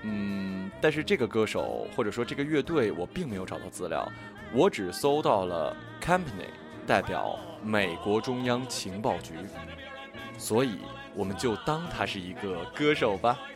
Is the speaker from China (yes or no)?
yes; Changbai Mountain, Jilin, China; 它的名字叫做长白山，也就是我的家乡。